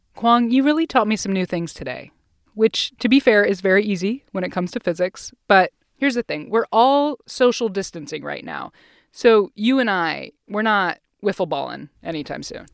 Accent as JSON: {"language": "English", "region": "Ohio", "country": "United States", "tie": "born or raised there", "said": "I grew up in Ohio"}